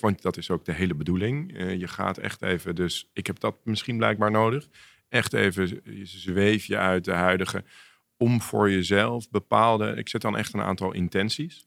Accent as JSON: {"language": "Dutch", "town": "Amsterdam", "region": "North Holland", "country": "Netherlands", "tie": "born or raised there", "said": "ik groeide op in Amsterdam"}